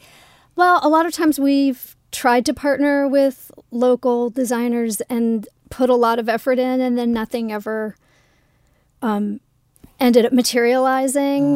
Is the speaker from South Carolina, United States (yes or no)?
yes; South Carolina, United States; also born or lived in Los Angeles; now in Toronto, Canada; I'm from South Carolina. I was born and raised there.